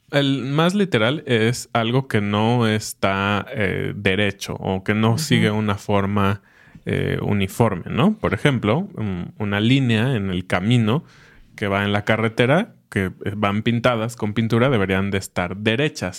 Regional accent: Mexico; como mexicanos

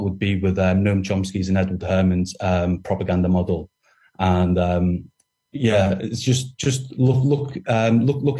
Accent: Merseyside, North West England, United Kingdom; moved away as an adult; now in Beijing, China; Born and brought up on in Merseyside, and I studied at the University of Liverpool

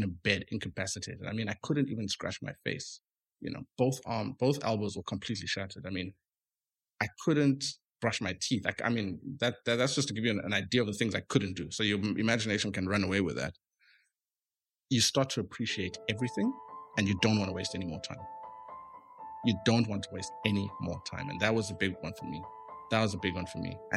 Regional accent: Eastern Cape, South Africa; I grew up in the Eastern Cape

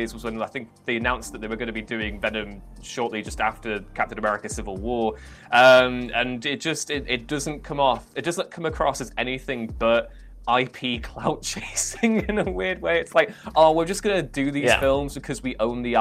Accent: Liverpool, North West England, United Kingdom; I'm from Liverpool

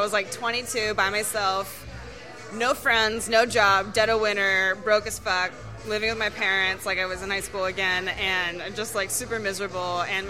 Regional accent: California, United States; I'm from California again, and so, like, by law, we're required to listen to pop punk music

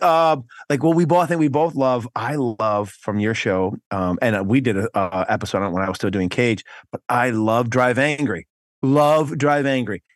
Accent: New York, United States; I'm from New York, not, I'm not from the city

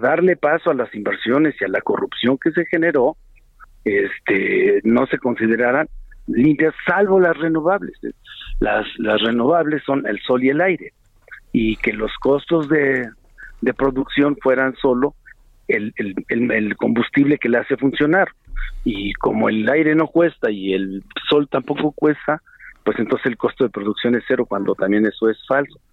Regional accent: Mexico; la de Morena como mexicanos, como legisladores

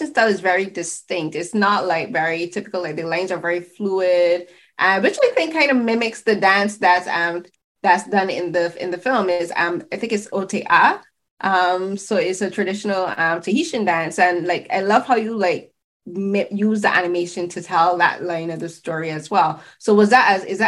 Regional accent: Barbados; now in Canada; I am Barbadian. I'm from the Caribbean.

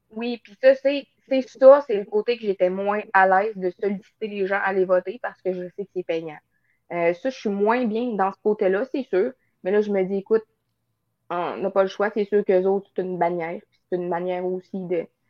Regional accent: northern Quebec, Canada; je suis dans le nord du Québec

